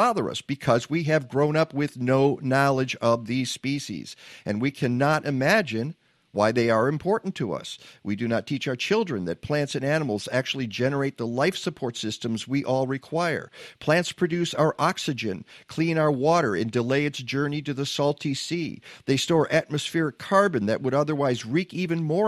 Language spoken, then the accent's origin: English; Michigan, United States; we grew up in Michigan